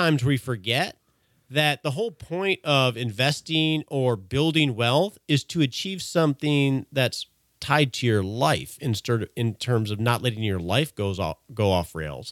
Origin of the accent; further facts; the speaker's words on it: Texas, United States; We're both from Texas